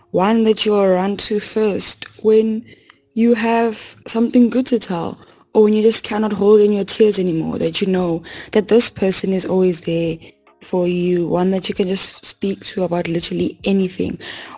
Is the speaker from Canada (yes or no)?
no; Pretoria, Gauteng, South Africa; I'm from Pretoria.